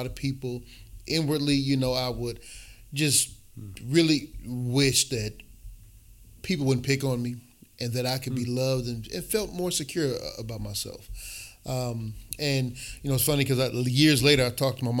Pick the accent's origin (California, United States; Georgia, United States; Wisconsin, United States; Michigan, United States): Wisconsin, United States; Milwaukee; also born or lived in Chicago; I grew up here in Milwaukee, born in Chicago, but raised here in Milwaukee